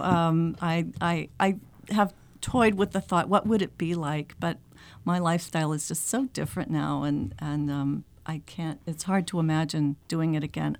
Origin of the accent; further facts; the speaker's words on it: Macon, Georgia, United States; moved away as an adult; also born or lived in Atlanta, Georgia / Denver, Colorado; now in Concord, United States; I am from, I grew up in Macon, Georgia